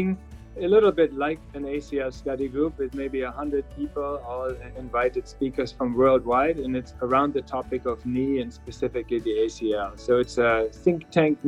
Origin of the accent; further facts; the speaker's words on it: Berlin, Germany; moved away as an adult; now in Pittsburgh, United States; I'm from Berlin in Germany and moved to Pittsburgh in 2000.